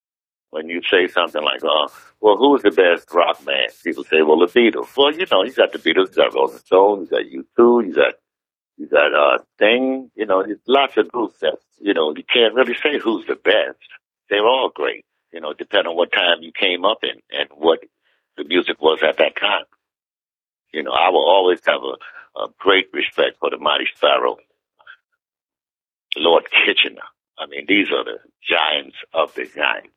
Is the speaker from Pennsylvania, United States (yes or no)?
no; New York City, New York, United States; Being born and raised in Harlem